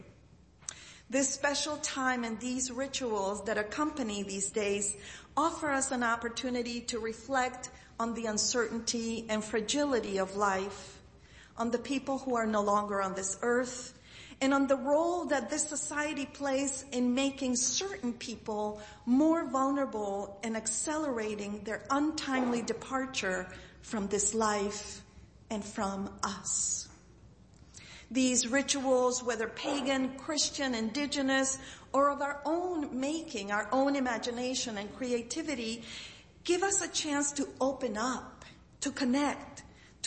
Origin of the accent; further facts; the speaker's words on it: Chile; moved away; also born or lived in Boston; Growing up in Chile, I inherited the gift of altar building from my grandmother, Rosario.